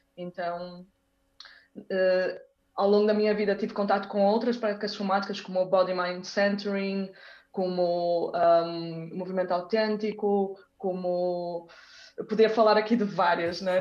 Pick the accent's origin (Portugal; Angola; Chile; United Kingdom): Portugal; Braga, Norte; also born or lived in Porto, Portugal / Brazil; eu nasci no Porto, fiquei no Porto até aos seis anos, só que entretanto os meus pais mudaram-se para Braga, então eu passei dos seis aos 18 em Braga